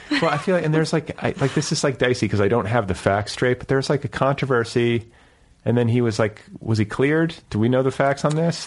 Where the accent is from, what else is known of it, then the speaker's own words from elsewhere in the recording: Midwest, United States; in my generation, especially growing up in the Midwest